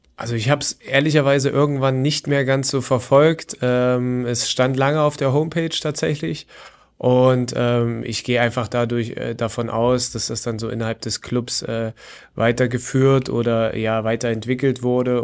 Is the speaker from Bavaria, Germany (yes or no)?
no; Leipzig, Saxony, Germany; moved away as an adult; also born or lived in Chemnitz; now in Wolfsburg, Germany; wie ihr schon rausgehört habt, sicherlich ähm, ist mein oder ist meine Heimatstadt Leipzig.